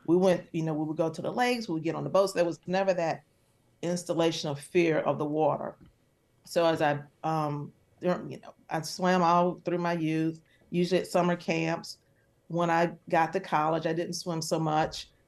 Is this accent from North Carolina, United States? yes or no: yes; Charlotte, North Carolina, United States; I'm from Charlotte, and everyone I knew swam